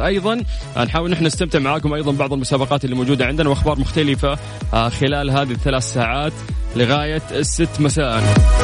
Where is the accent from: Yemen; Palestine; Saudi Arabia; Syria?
Saudi Arabia; عندنا في المملكة العربية السعودية